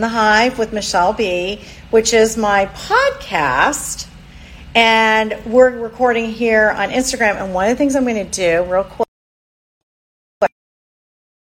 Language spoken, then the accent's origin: English; London, Ontario, Canada; now in Florida, United States; I'm originally from Canada. I lived outside of Toronto in London